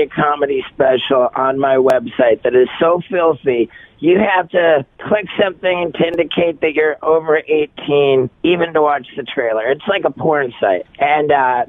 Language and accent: English; Miami, Florida, United States; Spent a lot of my formative years growing up in Miami